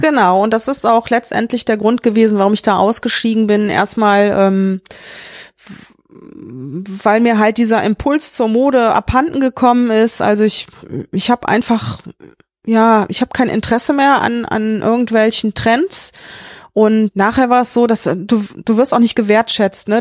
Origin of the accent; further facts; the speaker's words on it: Mönchengladbach, North Rhine-Westphalia, Germany; now in Meckenheim, Germany; Ich komme ja aus Mönchengladbach, das war ja mit die Modehochburg, ne, mit Krefeld und Düsseldorf